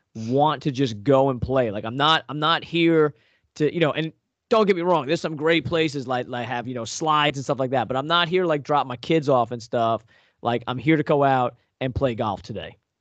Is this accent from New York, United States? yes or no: yes; Long Island, New York, United States; now in Northeast Pennsylvania, United States; I grew up on Long Island